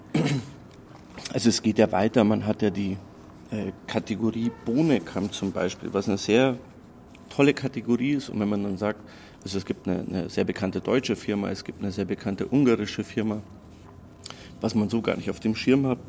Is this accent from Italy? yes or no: no; Croatia; now in Munich, Germany; Ich komme aus Kroatien